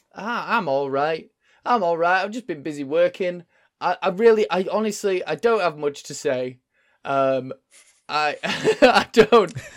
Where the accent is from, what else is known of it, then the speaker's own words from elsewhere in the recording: Yorkshire and the Humber, United Kingdom; I'm from Yorkshire. I'm from Yorkshire.